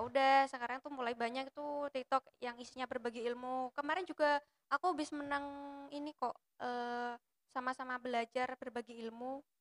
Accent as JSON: {"language": "Indonesian", "region": "Java", "country": "Indonesia", "said": "Aku wong Jawa"}